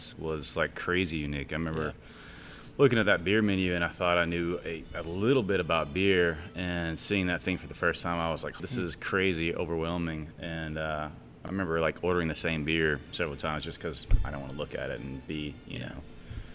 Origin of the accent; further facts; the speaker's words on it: LaGrange, Georgia, United States; I was born in LaGrange, Georgia. Okay. It's about an hour and 10 minutes from here. A little, small town. I definitely would try to escape there my whole life